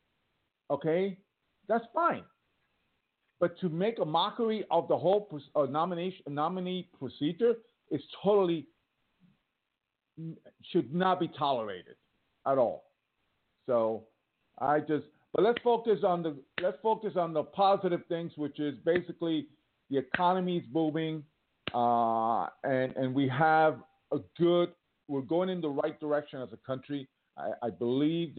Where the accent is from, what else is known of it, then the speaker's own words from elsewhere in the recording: Millburn, New Jersey, United States; moved away; I'm from New Jersey